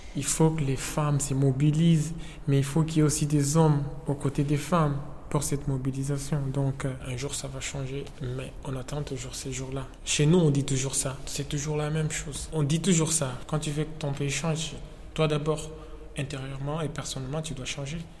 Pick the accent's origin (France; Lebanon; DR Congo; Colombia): DR Congo; eastern DR Congo; moved away; je suis né en RD Congo, à l'est du pays, là où, euh, là où la guerre ne s'arrête pas, en fait